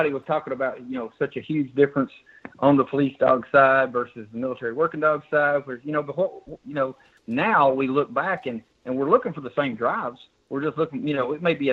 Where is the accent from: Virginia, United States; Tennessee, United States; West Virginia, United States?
Tennessee, United States; right outside Knoxville, East; I was born and raised in East Tennessee area, right outside Knoxville. Grew up there.